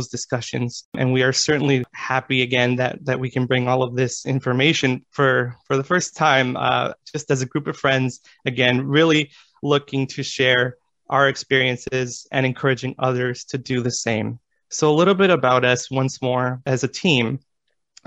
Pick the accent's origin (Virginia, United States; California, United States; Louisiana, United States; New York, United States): California, United States; Los Angeles; I am from Los Angeles, California